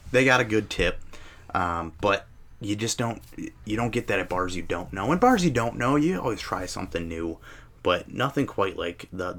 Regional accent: Midwest, United States; we grew up in the Midwest

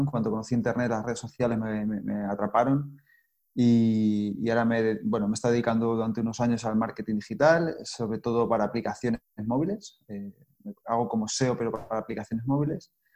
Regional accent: Spain; also born or lived in Australia / Cáceres, Extremadura; Yo soy español y vivo aquí ahora

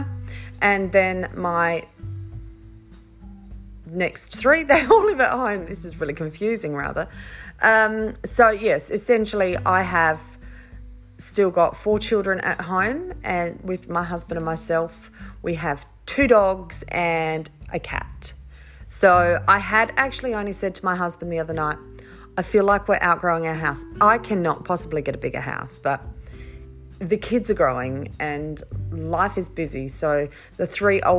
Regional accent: Riverland, South Australia, Australia; also born or lived in Mackay, Queensland; I spent all of my teenage years growing up in the Riverland

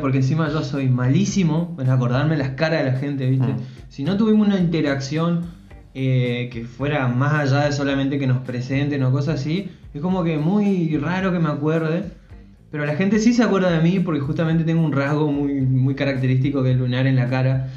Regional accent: Formosa, Argentina; moved away; cerca de mi casa, allá en Formosa

